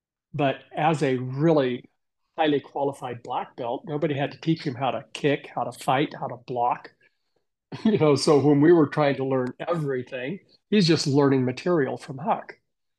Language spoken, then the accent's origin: English; Alaska, United States; moved away; also born or lived in Big Bear Lake, California; After that, I moved back to Alaska. So my quick story was I came from Alaska. I ended up in Big Bear Lake. So I'd spent 5 years down here in California and decided to move back to Alaska.